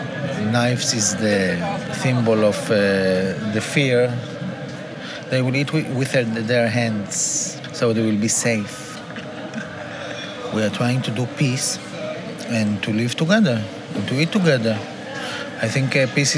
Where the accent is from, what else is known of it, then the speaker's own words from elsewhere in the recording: Tel Aviv, Tel Aviv District, Israel; moved away as an adult; I was born in Tel Aviv, and I was a city guy all my life.